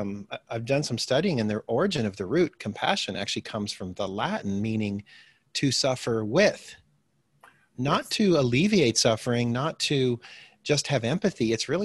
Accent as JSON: {"language": "English", "country": "DR Congo", "tie": "born or raised there", "also_born_or_lived": "Midwest, United States / Botswana", "said": "Well, I'm originally from the Midwest, United States here. My parents were farming families, but they decided to become missionaries in Africa, starting in the early 70s, or late 60s, early 70s. And so I spent my early childhood in Zaire, which is now the Democratic Republic of Congo."}